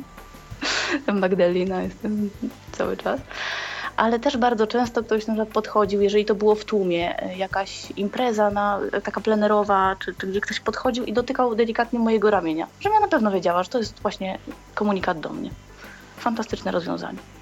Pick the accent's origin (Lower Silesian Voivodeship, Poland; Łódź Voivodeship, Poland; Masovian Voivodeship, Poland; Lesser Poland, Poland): Łódź Voivodeship, Poland; Łódź; moved away as an adult; now in Northern Ireland, United Kingdom; jestem z Polski, z Łodzi